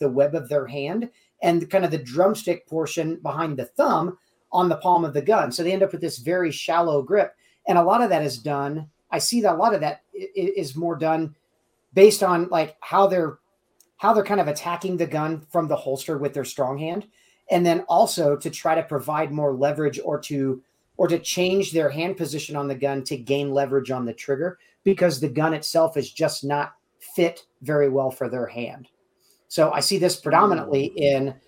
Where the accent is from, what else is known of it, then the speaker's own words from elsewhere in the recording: Kansas City, United States; moved away; also born or lived in Southwest United States; I'm originally from Kansas City